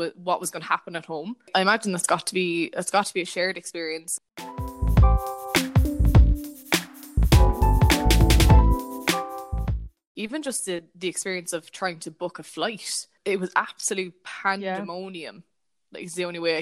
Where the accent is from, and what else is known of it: Ireland; also born or lived in Australia / London